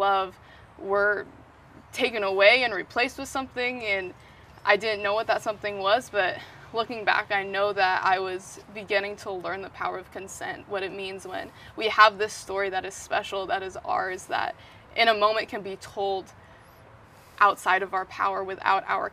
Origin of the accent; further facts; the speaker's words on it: Bay Area, California, United States; also born or lived in Washington; main place I grew up was the Bay Area